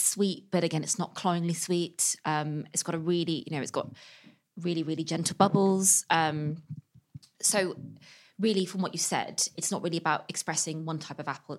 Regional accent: West Country near Bristol, South West England, United Kingdom; now in London, United Kingdom; I'm from the West Country near Bristol

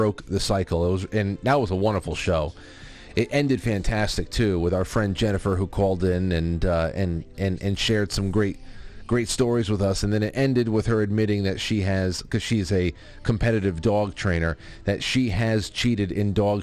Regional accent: New York, United States; my home state of New York

